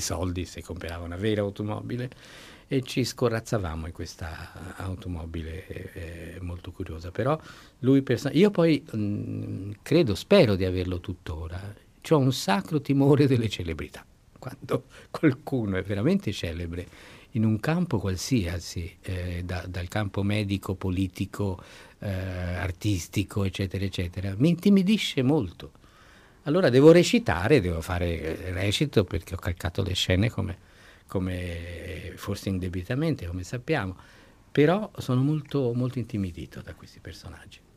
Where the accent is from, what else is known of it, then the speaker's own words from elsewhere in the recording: Ponte a Ema, Tuscany, Italy; fin dall'infanzia, l'infanzia a Ponteema